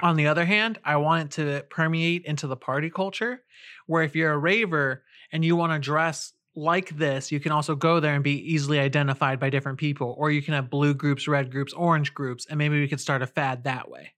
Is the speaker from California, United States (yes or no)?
yes; California, United States; we're both from California and, uh, the West, where the elements aren't that harsh